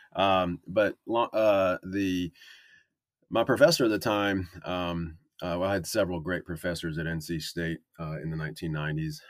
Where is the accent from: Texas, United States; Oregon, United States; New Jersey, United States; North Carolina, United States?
North Carolina, United States; also born or lived in Wisconsin; I grew up in North Carolina